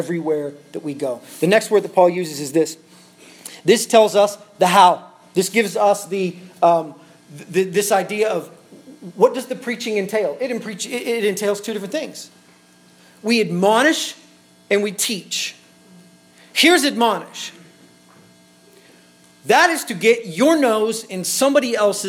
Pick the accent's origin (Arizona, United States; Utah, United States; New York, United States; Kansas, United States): Kansas, United States; Tyro; moved away; The church that Luke and I grew up in is in Tyro, Kansas